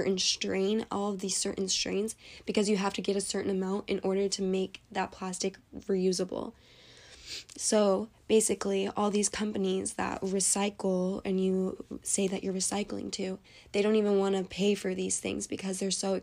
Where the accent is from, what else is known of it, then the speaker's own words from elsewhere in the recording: Arizona, United States; I'm from Arizona, and Arizona is in a desert